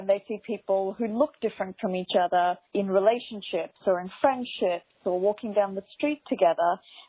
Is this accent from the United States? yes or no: no; India; You know, in Australia, my Indian brother, I'm Indian, is married to a very Anglo-Saxon white woman.